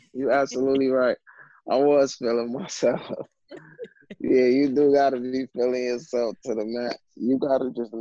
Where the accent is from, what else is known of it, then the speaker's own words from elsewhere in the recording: New York City, New York, United States; I'm coming from Brooklyn.